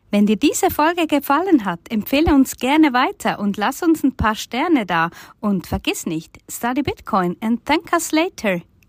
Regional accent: Bern, Switzerland; accent: Bernese German; wie wir auf Bärendeutsch sagen

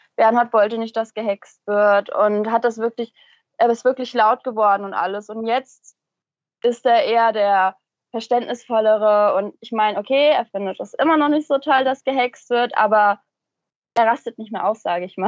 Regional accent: Central Hesse, Germany; ich komme aus Mittelhessen

